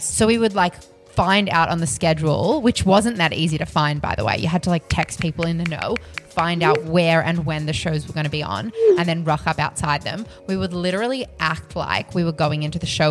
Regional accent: Australia; I'm Aussie

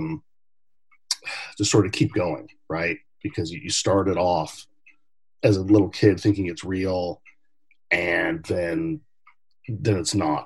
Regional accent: Portland, Oregon, United States; I grew up in Portland, Oregon. I was born and raised here

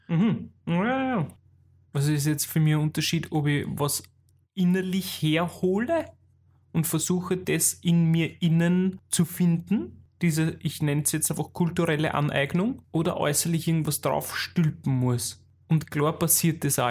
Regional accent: Austria; accent: Austrian dialect; in unserem österreichischen Dialekt

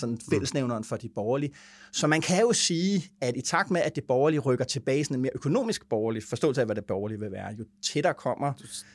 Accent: Vordingborg, Zealand, Denmark; moved away; vi nede i Vordingborg, hvor jeg kommer fra

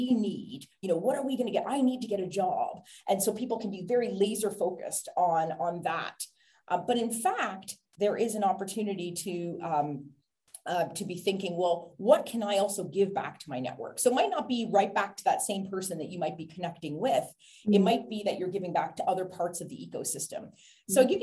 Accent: Canada; now in Ireland; I live in Ireland, but I'm Canadian

